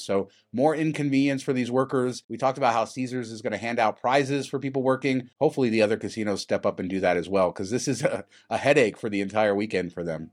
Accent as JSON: {"language": "English", "town": "Las Vegas", "region": "Nevada", "country": "United States", "tie": "born or raised there", "said": "I was raised in Las Vegas"}